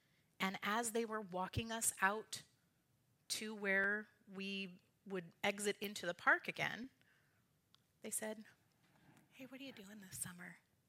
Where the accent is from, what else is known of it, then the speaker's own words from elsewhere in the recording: Richland, Washington, United States; if I say I'm from Richland and we're in Yakima.